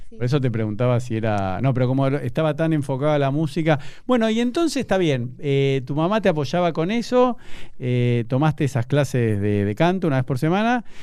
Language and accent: Spanish; Buenos Aires, Argentina; yo como buen porteño